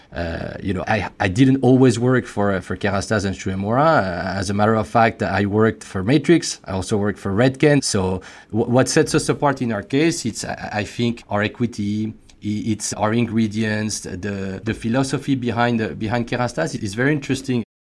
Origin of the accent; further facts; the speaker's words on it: France; accent: French; English is a second language; as you could probably guess by, uh, by my accent, I'm, I'm French